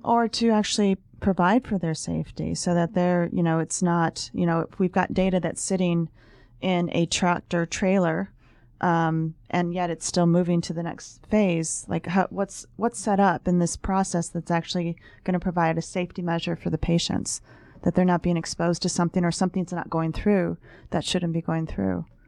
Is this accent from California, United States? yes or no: no; Ohio, United States; I'm a medical reporter and I'm from Ohio